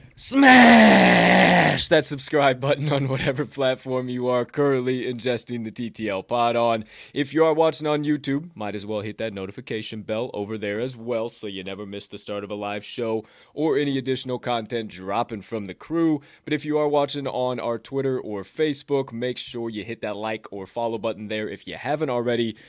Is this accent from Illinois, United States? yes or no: yes; Southern Illinois, United States; I'm from Southern Illinois